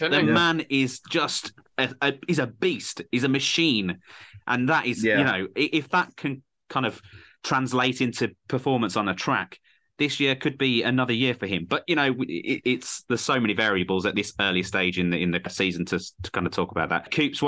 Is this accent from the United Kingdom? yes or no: yes; United Kingdom; as a Brit